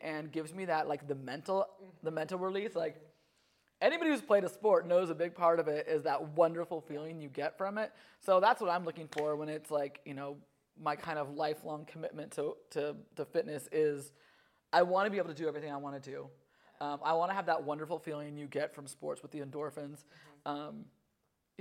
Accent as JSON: {"language": "English", "region": "California", "country": "United States", "tie": "born or raised there", "moved": "yes", "lives_now": "Portland, United States", "said": "I grew up in California"}